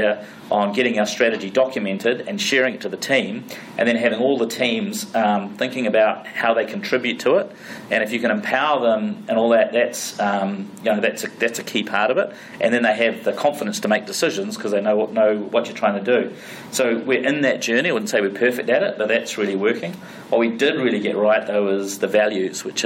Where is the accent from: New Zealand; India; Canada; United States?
New Zealand; we're from New Zealand, we're from the farm